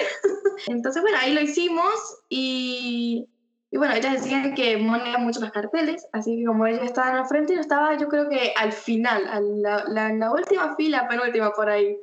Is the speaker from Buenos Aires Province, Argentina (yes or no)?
no; Mendoza, Argentina; soy de Mendoza